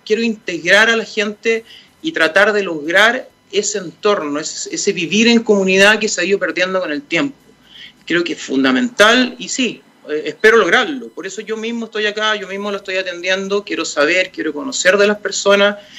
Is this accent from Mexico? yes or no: no; Santiago, Santiago Metropolitan Region, Chile; yo nací en Las Condes, he vivido en Las Condes